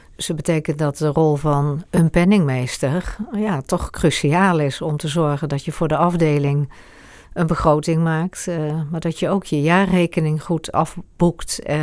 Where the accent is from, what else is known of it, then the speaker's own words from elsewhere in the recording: Eindhoven, North Brabant, Netherlands; moved away as an adult; also born or lived in Amersfoort; now in Hoogland, Netherlands; Ik ben geboren in Eindhoven